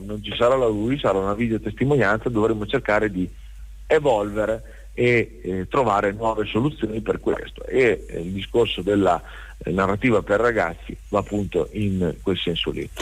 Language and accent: Italian; Rimini, Emilia-Romagna, Italy; Noi siamo di Rimini